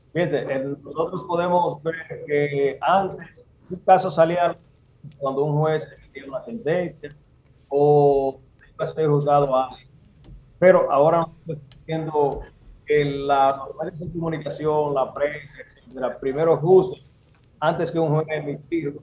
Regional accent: Santiago de los Caballeros, Santiago, Dominican Republic; also born or lived in Puerto Plata; yo vivo en Santiago, yo nací en Navas, en la América en Puerto Plata. Pero me crié y tengo mi, eh, mi casa. en Santiago

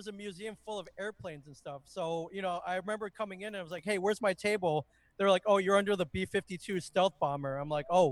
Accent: Michigan, United States; I grew up in the Midwest. I grew up in Michigan

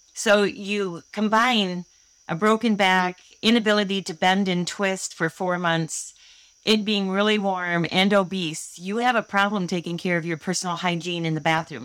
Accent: Holland, Michigan, United States; I grew up in Holland, Michigan, and I've never moved more than seven miles away from where I grew up.

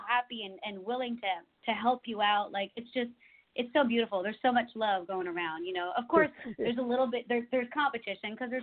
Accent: Canada; moved away as an adult; now in Nashville, United States; I'm from Canada where I when I was growing up as a kid, I had snow

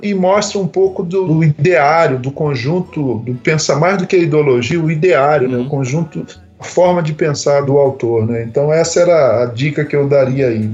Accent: Rio de Janeiro, Brazil; moved away as an adult; now in São Paulo, Brazil; no bairro que eu cresci no Rio de Janeiro

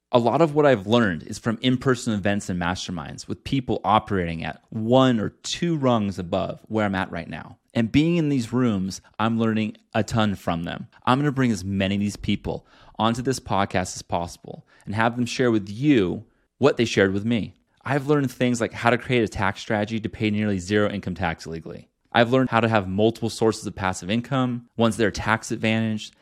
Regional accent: Northern California above Sacramento, United States; I grew up in Northern California above Sacramento.

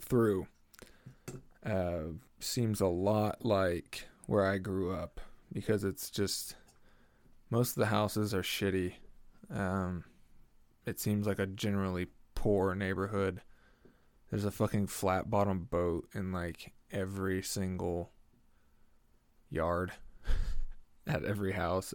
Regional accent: Delaware County, Oklahoma, United States; Delaware County, which is where I grew up in Oklahoma

